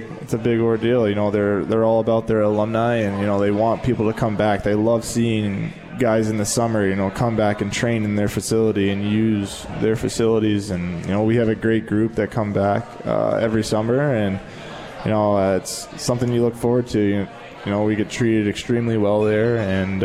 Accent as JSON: {"language": "English", "town": "Biloxi", "region": "Mississippi", "country": "United States", "tie": "born or raised there", "also_born_or_lived": "Wisconsin", "moved": "yes", "said": "I grew up in Biloxi, Mississippi"}